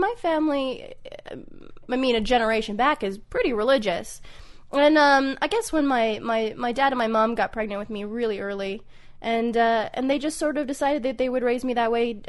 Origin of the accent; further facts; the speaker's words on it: Alberta, Canada; also born or lived in Saskatchewan; I was born in Saskatchewan, moved to Alberta. So, I mean, two most conservative provinces in Canada. That's basically been my life.